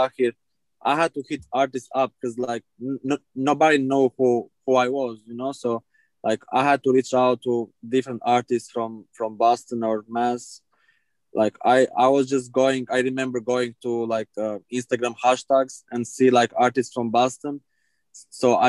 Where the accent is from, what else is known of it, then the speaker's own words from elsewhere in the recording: Albania; English is a second language; moved away as an adult; now in United States; I'm originally from Albania, when I finished high school, I started doing shows